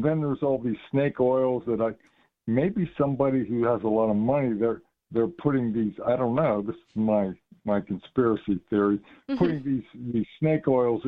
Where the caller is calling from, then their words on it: Pennsylvania, United States; I'm from Western Pennsylvania.